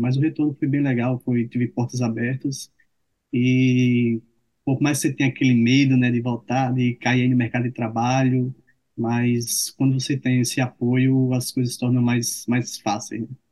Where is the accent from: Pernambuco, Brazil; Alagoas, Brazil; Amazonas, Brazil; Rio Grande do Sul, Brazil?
Alagoas, Brazil; Arapiraca; moved away as an adult; also born or lived in Campina Grande / Salvador; now in Maceió, Brazil; eu sou natural de Arapiraca, Alagoas, hoje eu moro em Maceió